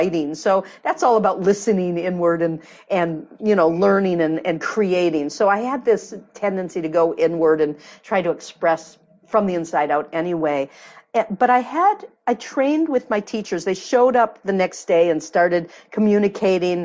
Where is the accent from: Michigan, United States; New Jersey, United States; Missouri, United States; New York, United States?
Michigan, United States; moved away; I'm from Michigan originally, the Midwest